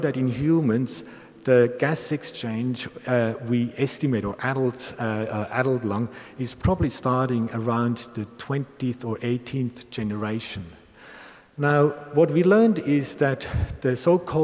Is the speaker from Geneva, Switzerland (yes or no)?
no; Bern, Switzerland; I'm a Bernese, a Swiss Bernese, and the Weibel model has been developed in my hometown